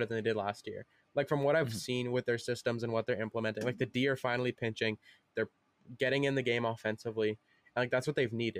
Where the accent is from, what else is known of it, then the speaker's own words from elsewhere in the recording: Manitoba, Canada; I am from Manitoba. So I should be more confident in the hometown team